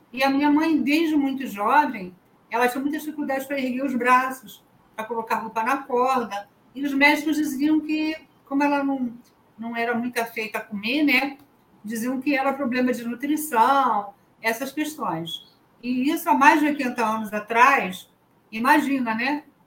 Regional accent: Rio de Janeiro, Brazil; Eu sou da cidade do Rio de Janeiro

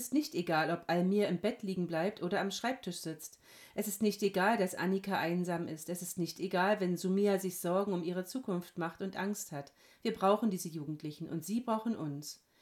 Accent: Hesse, Germany; Gemeindepfarrerin in Hessen-Nassau. Ich komme aus Hessen.

